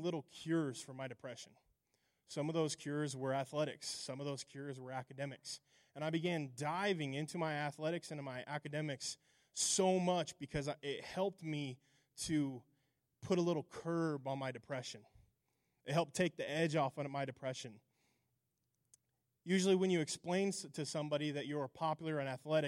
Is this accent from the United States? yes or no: yes; Alliance, Nebraska, United States; also born or lived in Hemingford, Nebraska; So I was born in Alliance, Nebraska. I was raised in Alliance, graduated, eventually moved to Hemingford, graduated from Hemingford High School. Grew up in Alliance.